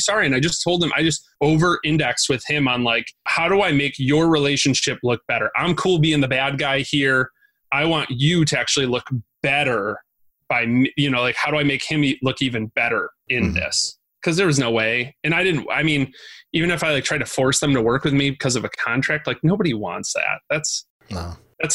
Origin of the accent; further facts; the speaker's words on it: Binghamton, New York, United States; also born or lived in Syracuse, New York; I grew up in Binghamton in Syracuse